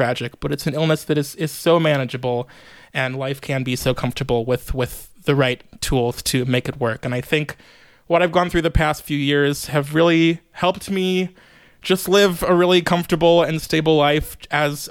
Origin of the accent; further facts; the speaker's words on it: Chicago, Illinois, United States; moved away as an adult; also born or lived in New York; I am a native Chicagoan, born and raised in Rogers Park.